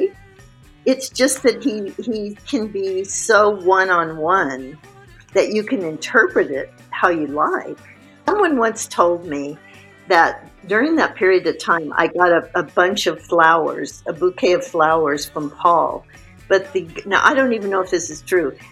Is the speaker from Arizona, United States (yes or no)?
yes; Tucson, Arizona, United States; I'm from Tucson